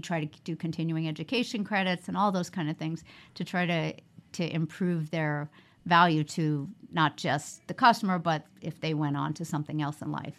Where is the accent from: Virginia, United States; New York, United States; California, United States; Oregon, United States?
New York, United States; moved away as an adult; also born or lived in Oklahoma; now in Las Vegas, United States; I grew up in New York